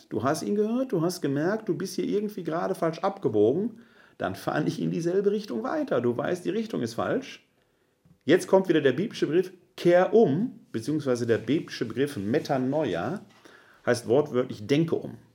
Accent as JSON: {"language": "German", "town": "Essen", "region": "North Rhine-Westphalia", "country": "Germany", "tie": "born there", "said": "Ich komme gebürtig aus Essen-Altendorf, bin Sohn eines Handwerkers und einer Frau, die Hausfrau war"}